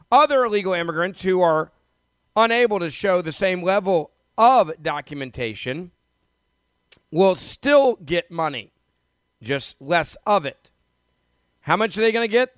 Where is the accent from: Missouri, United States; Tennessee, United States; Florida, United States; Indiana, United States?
Tennessee, United States; Memphis; my hometown of, of Memphis